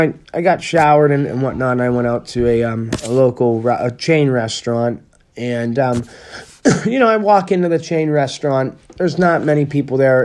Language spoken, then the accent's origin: English; Pennsylvania, United States; I'm from, you know, Pennsylvania